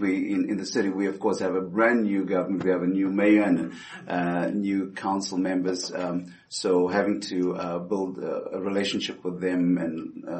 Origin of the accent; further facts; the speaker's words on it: Roswell, United States; Roswell is my home city. I've been here ever since, been to 35 states in ministry, but this has been my hometown.